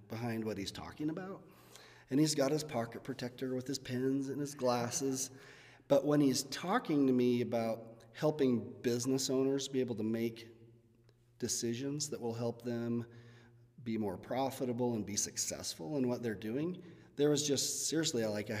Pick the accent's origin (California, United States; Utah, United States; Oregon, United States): Utah, United States; Fillmore; when I was growing up in Fillmore